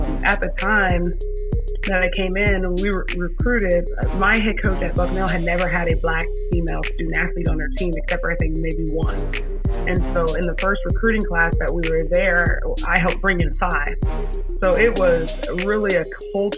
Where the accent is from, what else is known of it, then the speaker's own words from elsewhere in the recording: Northern Virginia, United States; moved away; I'm from Northern Virginia